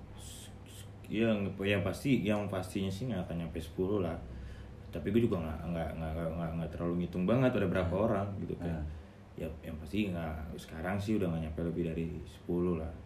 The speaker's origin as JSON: {"language": "Indonesian", "area": "Balige", "region": "North Sumatra", "country": "Indonesia", "tie": "born or raised there", "also_born_or_lived": "Medan", "moved": "yes", "lives_now": "Jakarta, Indonesia", "said": "di S M A gua di kampung"}